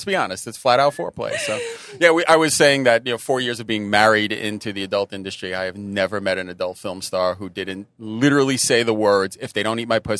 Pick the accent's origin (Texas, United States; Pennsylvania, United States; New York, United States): New York, United States; New York City; I'm a New Yorker.